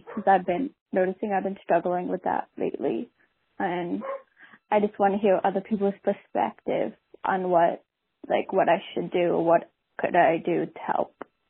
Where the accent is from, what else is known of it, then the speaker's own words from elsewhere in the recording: Seattle, Washington, United States; I'm actually from Seattle, Washington.